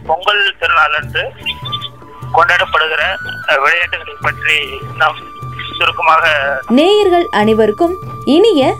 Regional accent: Erode, Tamil Nadu, India; ஈரோட்ல பிறந்தேன் என்னோட ஸ்கூலிங் ஃபுல்லாவே தமிழ்நாட்டுல தான் இருந்துச்சுங்க

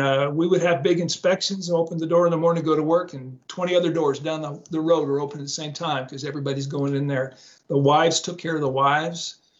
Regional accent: West Coast, United States; Not a Seahawks fan because I grew up in the West Coast

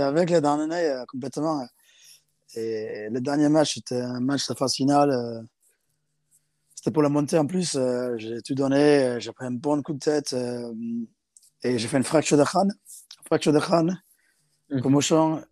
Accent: South Africa; also born or lived in England; now in France; j'ai grandi en Afrique du Sud, dans une école avec que des garçons

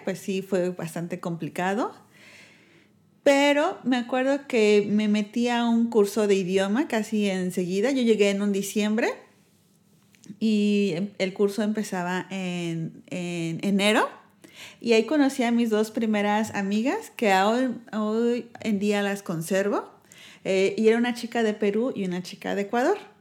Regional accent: Mexico; moved away as an adult; now in Netherlands; somos los mexicanos y los holandeses, tenemos una cultura muy diferente, nosotros tendemos a ser muy amistosos

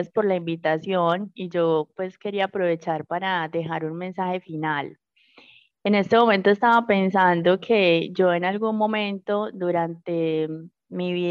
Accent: Magdalena Medio, Colombia; para todos como colombianos, para nosotros como habitantes del Magdalena Medio y en general para todas las personas

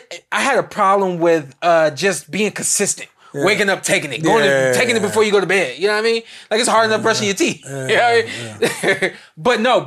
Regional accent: New York, United States; New York. New York.

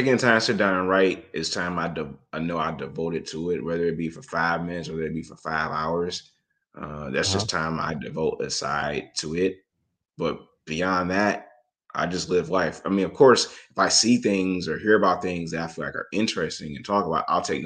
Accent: Detroit, Michigan, United States; I was born in Detroit

